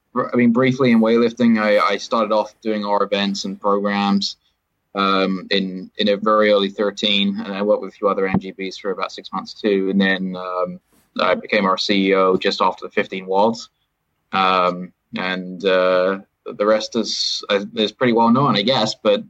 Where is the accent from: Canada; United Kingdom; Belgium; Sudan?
United Kingdom; moved away as an adult; also born or lived in England; now in United States; Well, as the accent gives away, I'm actually British.